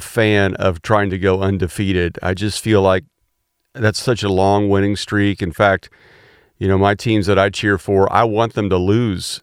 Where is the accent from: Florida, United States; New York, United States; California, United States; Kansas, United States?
Kansas, United States; Wichita; I'm from Wichita